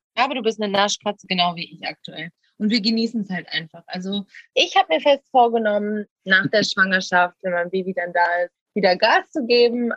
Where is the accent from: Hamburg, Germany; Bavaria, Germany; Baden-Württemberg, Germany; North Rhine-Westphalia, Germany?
North Rhine-Westphalia, Germany; Essen; moved away as an adult; now in Ibiza, Spain; dann wäre ich nie aus dieser Stadt gekommen, wo ich geboren bin